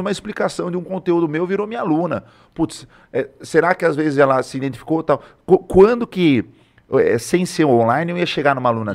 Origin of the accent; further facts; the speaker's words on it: Tatuí, São Paulo, Brazil; moved away as an adult; now in Sorocaba, Brazil; sou de Tatuí, vim pra cá em 2016